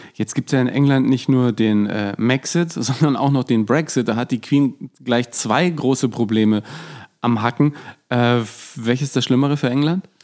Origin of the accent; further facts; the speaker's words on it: Franconia, Bavaria, Germany; für mich als Franke